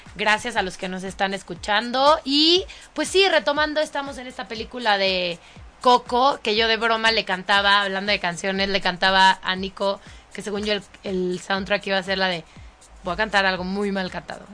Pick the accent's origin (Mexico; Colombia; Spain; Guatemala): Mexico; los mexicanos no andamos en burro y no tenemos sombrero